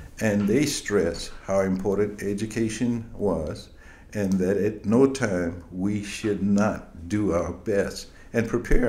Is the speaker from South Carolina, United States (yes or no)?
yes; Florence, South Carolina, United States; now in New Jersey, United States; growing up in Florence, South Carolina. I was born December 21st, 1938.